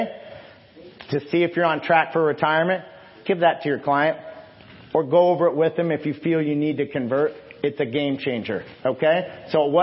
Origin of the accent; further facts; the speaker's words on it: Illinois, United States; I'm from Illinois